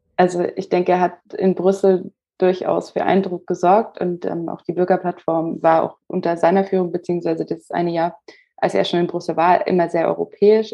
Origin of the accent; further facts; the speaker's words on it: Germany; bei uns Deutschen